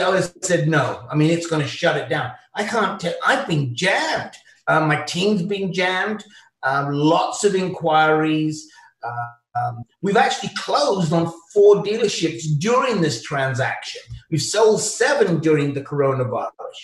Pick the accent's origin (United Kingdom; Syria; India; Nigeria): United Kingdom; accent: British; moved away as an adult; also born or lived in Chicago / Toronto; now in Ontario, Canada; As you can tell from my accent, it's very British